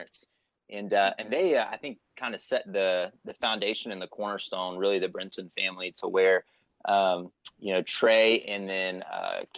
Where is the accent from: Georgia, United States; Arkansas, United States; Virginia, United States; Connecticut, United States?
Georgia, United States; Warner Robins; also born or lived in Florida; I was raised in Warner Robins, Georgia. So I'm from Middle Georgia and grew up there pretty much most of my life